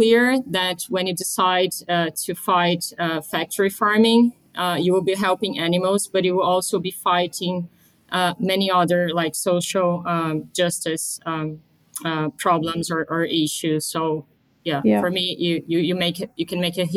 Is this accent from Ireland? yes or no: no; Brazil; moved away as an adult; also born or lived in London; I grew up in Brazil. I am Brazilian.